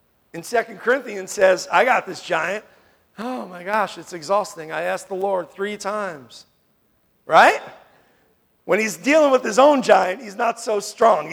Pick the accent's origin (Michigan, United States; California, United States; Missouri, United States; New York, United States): New York, United States; moved away; I grew up in New York